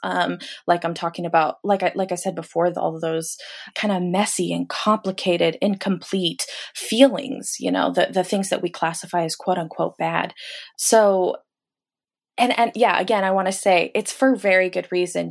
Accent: Los Angeles, California, United States; now in Portland, United States; I live in Portland, Oregon currently, but I'm from Los Angeles

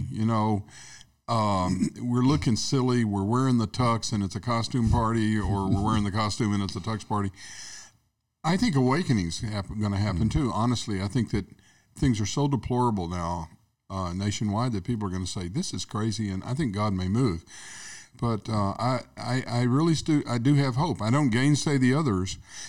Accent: Arkansas, United States; When I grew up in Arkansas, we were about 20 years behind California.

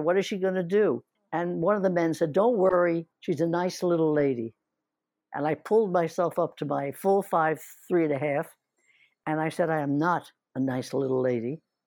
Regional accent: New Jersey, United States; moved away as an adult; also born or lived in Philadelphia / Atlantic City / New York; I'm a New Jersey girl up till getting out of the high school

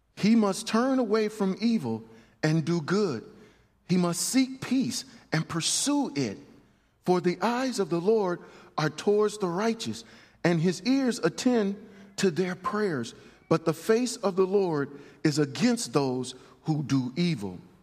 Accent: United States; I am a man of God before I'm an American

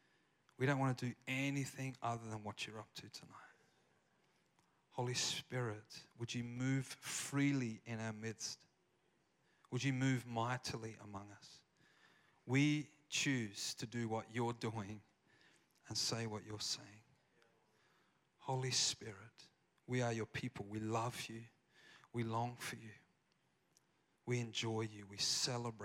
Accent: South Australia, Australia; accent: Australian; moved away as an adult; now in Redding, United States; I have an Australian accent, if you can't tell. I haven't lost it

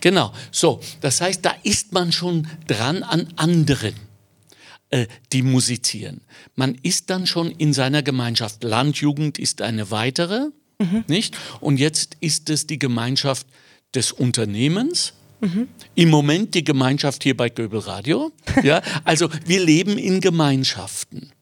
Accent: Ruhr area, North Rhine-Westphalia, Germany; now in Austria; Ich bin im Ruhrgebiet geboren, habe dort überhaupt gar keine Wurzeln mehr

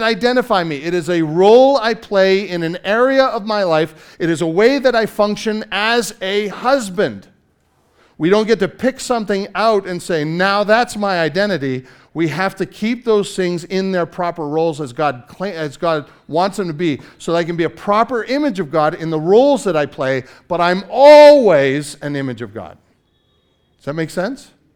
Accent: Canada; I'm Canadian

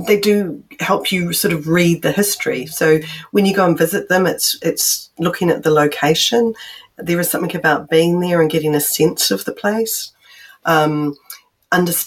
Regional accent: New Zealand; I'm from New Zealand

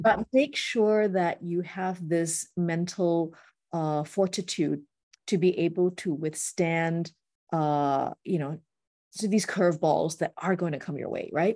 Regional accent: Singapore; also born or lived in United States; growing up in Singapore, lots of shiny buildings

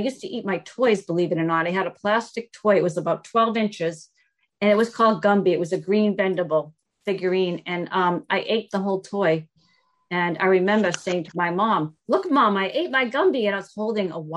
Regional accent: Newton, Massachusetts, United States; I was raised in Newton, Massachusetts

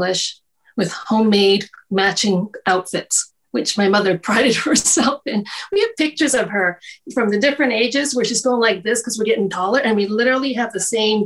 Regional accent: Toronto, Ontario, Canada; also born or lived in United States; I grew up in parts of downtown Toronto and North York as well

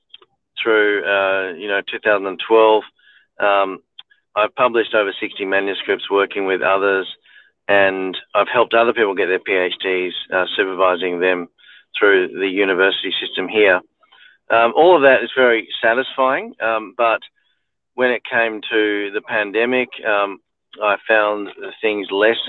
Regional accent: Melbourne, Victoria, Australia; also born or lived in Macedon Ranges, Victoria; I grew up in Melbourne

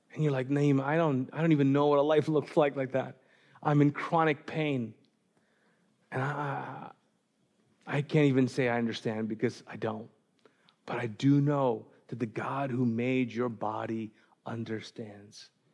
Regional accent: Pakistan; moved away; I'm Pakistani

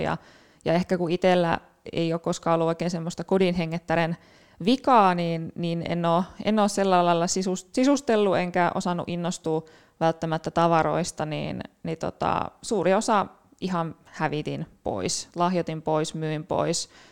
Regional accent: Turku, Southwest Finland, Finland; Turusta kotosin, siellä, siellä kasvanut ja, ja opintoni suorittanut

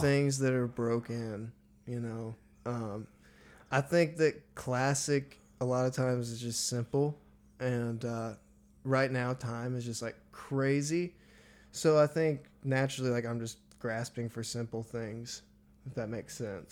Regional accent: Missouri, United States; now in Nashville, United States; I loved growing up in Missouri

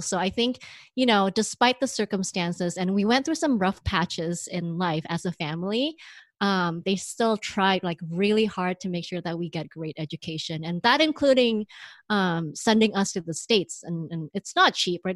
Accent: Indonesia; moved away; I grew up in Indonesia

